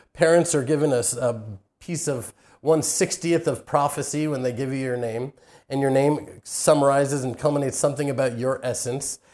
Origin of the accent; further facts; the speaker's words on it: Houston, Texas, United States; moved away as an adult; now in Israel; I was raised in Houston, Texas